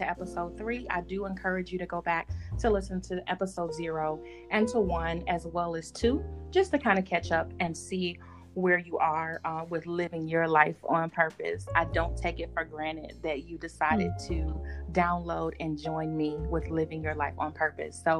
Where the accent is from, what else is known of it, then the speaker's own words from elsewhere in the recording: Detroit, Michigan, United States; We are originally both from Detroit, Michigan